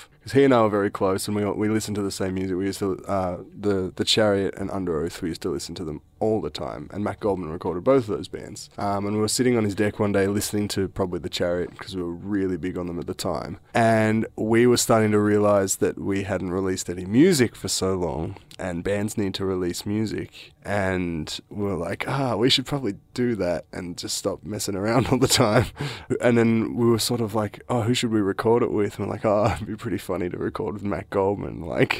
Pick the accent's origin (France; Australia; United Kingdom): Australia; can't really do that because we're from Australia and we're just a young band or whatever.